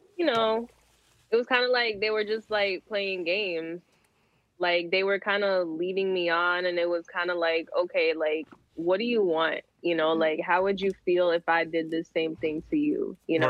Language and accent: English; Toronto, Ontario, Canada; I'm from Toronto.